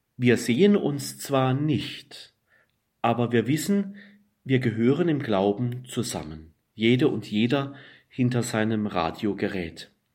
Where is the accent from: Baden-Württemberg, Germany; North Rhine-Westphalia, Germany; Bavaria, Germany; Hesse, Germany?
Baden-Württemberg, Germany; Black Forest; Ich komme aus dem Schwarzwald